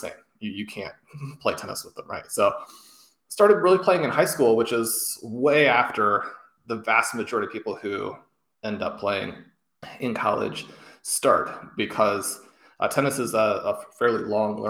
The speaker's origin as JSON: {"language": "English", "town": "Kansas City", "country": "United States", "tie": "born or raised there", "said": "Growing up in Kansas City and having had my parents attend KU"}